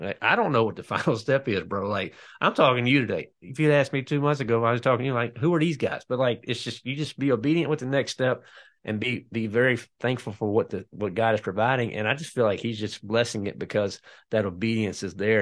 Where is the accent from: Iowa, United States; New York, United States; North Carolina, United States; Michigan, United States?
North Carolina, United States; I am from North Carolina